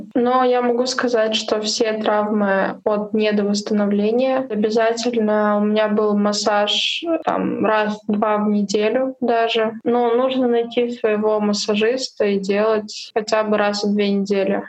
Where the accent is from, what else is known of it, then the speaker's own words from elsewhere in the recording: Urals, Russia; now in Moscow, Russia; я с Урала